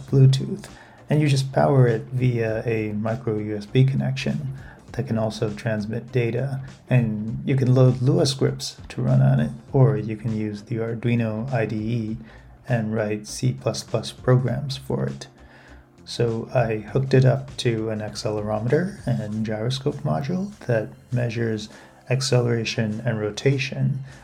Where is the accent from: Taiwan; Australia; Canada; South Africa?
Taiwan; Taipei; now in Fukuoka, Japan; I was in Taipei, my hometown, and working remotely from home at the time